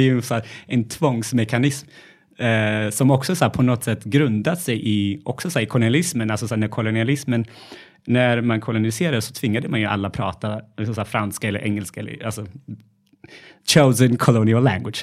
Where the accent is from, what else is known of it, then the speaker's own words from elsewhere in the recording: Gondar, Amhara, Ethiopia; now in Sweden; jag är uppvuxen i Etiopien